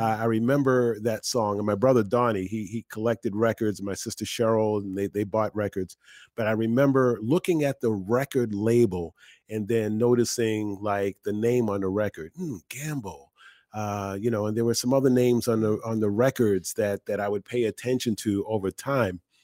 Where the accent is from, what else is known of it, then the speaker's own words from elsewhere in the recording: Boston, Massachusetts, United States; now in Philadelphia, United States; I grew up in Boston